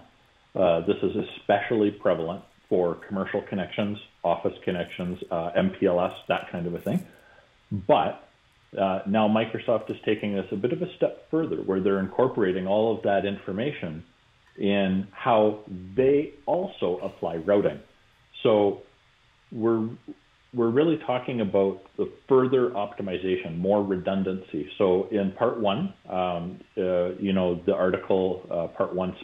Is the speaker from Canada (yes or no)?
yes; Canada; I'm being Canadian